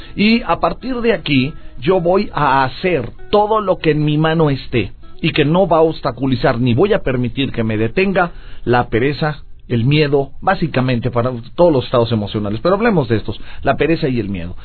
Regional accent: Mexico

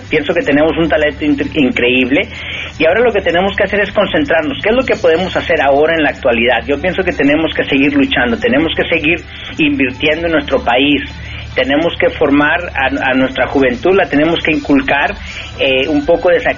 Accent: Mexico; moved away as an adult; also born or lived in California, United States; now in United States; no por el hecho de que yo salí de México he dejado de ser mexicano o he dejado de contribuir a mi país.

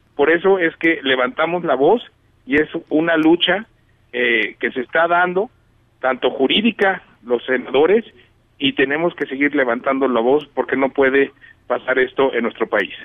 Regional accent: Mexico; Aquí somos todos mexicanos

